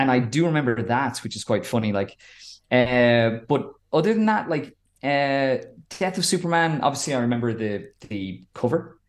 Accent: Wicklow, Leinster, Ireland; growing up in a, in the, in a town in Wicklow

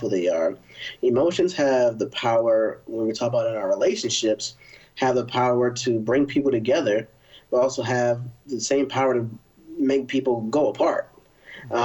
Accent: Philadelphia, Pennsylvania, United States; now in Austin, United States; I'm originally from Philadelphia, Northeast in the building

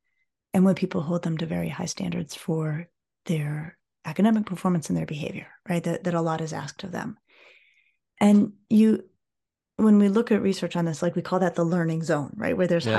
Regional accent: Colorado, United States; I grew up in Colorado and I grew up skiing and I grew up, you know, playing outdoors with my friends

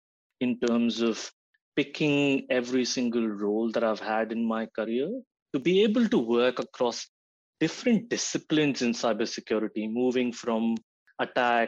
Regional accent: Gujarat, India; moved away as an adult; also born or lived in Yavatmal, Maharashtra; I was born and raised in Gujarat

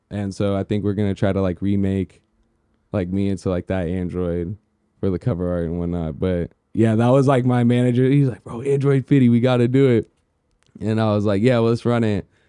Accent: United States; being American

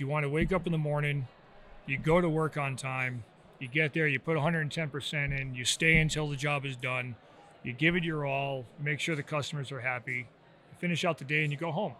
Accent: Rhode Island, United States; You know, growing up in Rhode Island, a really small state, you know, not much to do.

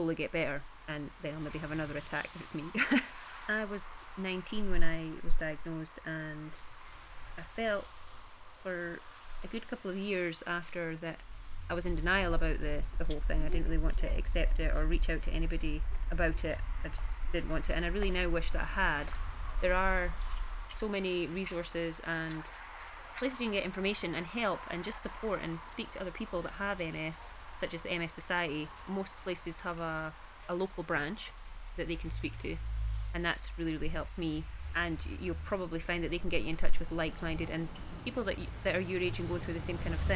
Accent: Peebles, Scotland, United Kingdom; I am originally from Peebles in the Scottish Borders

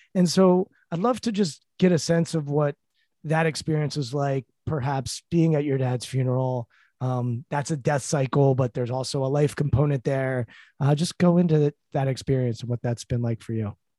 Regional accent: Montgomery County, Maryland, United States; I'm from Montgomery County, Maryland.

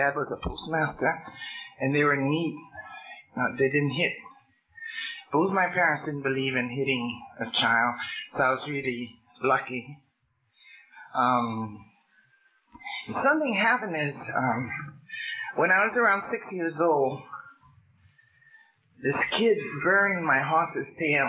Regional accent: Hawaii, United States; I'm Hawaiian

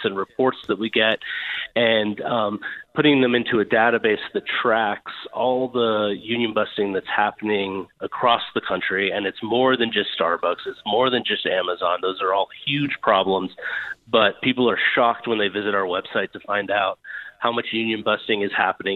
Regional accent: Montana, United States; here in my home state of Montana

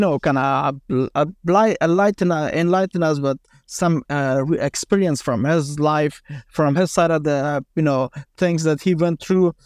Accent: Afghanistan; I grew up in Afghanistan.

